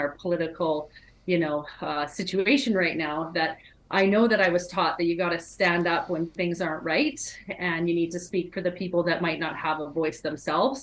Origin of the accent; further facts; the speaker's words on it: Edmonton, Alberta, Canada; moved away as an adult; also born or lived in California; I am back in my hometown